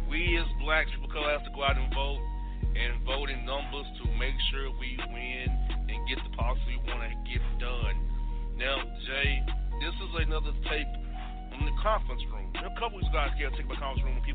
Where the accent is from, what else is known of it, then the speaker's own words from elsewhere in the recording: Florida, United States; moved away; How things going down in my home state of Florida right now?